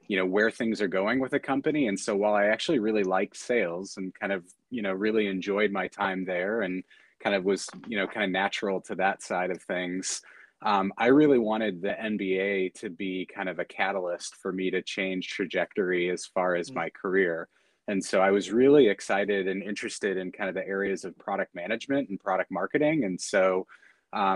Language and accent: English; St. Louis, Missouri, United States; moved away; I grew up in the Midwest, so just in the St. Louis area.